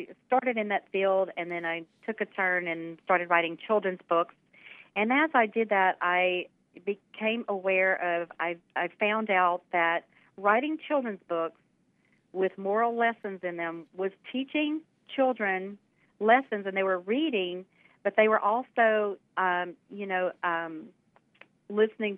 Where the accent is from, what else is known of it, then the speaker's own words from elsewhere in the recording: southwest Louisiana, United States; grew up here in Louisiana, and in southwest Louisiana along the Gulf Coast